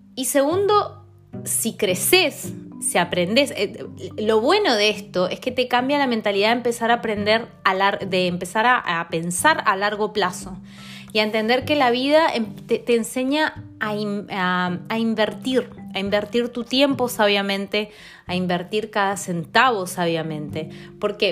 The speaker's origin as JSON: {"language": "Spanish", "region": "Mendoza", "country": "Argentina", "moved": "as an adult", "lives_now": "London, United Kingdom", "said": "Soy de Mendoza, de Argentina"}